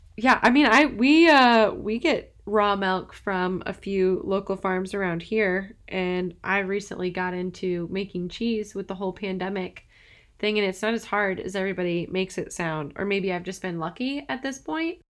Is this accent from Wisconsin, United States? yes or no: yes; Madison, Wisconsin, United States; moved away; I'm originally from Wisconsin.